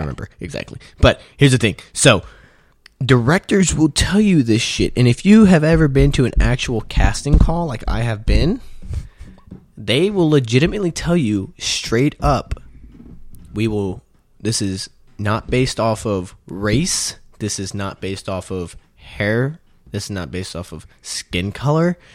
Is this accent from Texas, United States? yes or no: yes; Houston, Texas, United States; Houston, Texas, which is my hometown.